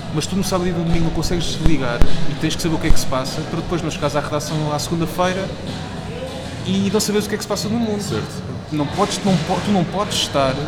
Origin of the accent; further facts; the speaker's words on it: Aveiras de Cima, Lisbon, Portugal; com a minha terra. Eu sou de, de sou de Aveiras de Cima.